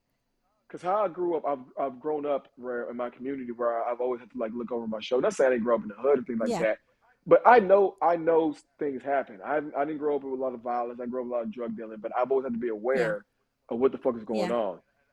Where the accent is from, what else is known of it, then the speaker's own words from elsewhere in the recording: the South, United States; I'm from the South.